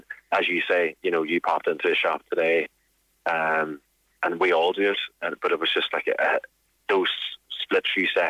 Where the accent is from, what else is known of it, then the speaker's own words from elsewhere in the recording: Lifford, Ulster, Ireland; now in Dublin, Ireland; I'm from Lifford in County Donegal originally, which is only 30 miles away here from Chrísla.